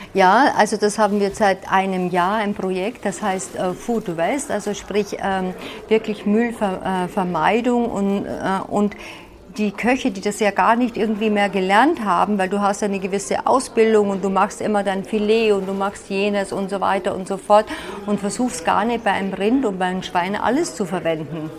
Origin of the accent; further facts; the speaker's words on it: Vienna, Austria; moved away as an adult; also born or lived in Salzburg / Munich; now in Allgäu, Germany; Ich komme ja ursprünglich aus Wien